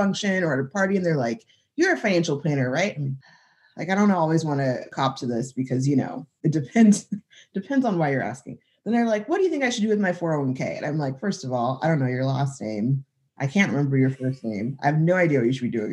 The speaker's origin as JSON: {"language": "English", "region": "Southern California", "country": "United States", "tie": "born or raised there", "also_born_or_lived": "San Diego", "moved": "as an adult", "lives_now": "Tulsa, United States", "said": "I grew up in Southern California, so that'll always have a big piece of me"}